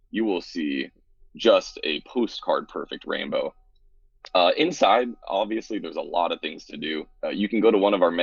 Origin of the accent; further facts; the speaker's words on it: Oahu, Hawaii, United States; growing up on Oahu